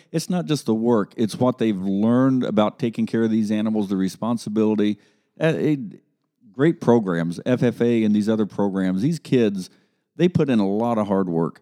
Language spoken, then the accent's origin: English; Grove City, Ohio, United States; I grew up in Grove City, and it was not uncommon for us to go to the state fair